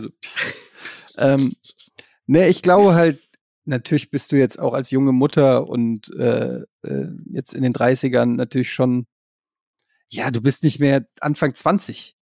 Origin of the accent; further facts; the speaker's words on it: Frankfurt, Hesse, Germany; also born or lived in Berlin; now in Hamburg, Germany; Ich bin ja gebürtiger Frankfurter, wohne in Hamburg, war in Berlin